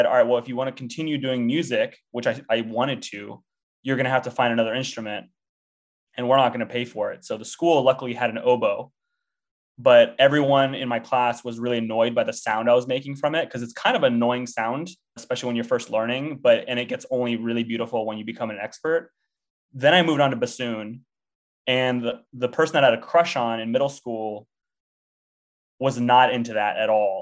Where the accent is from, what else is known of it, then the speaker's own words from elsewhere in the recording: Temecula, California, United States; I grew up in a town called Temecula, California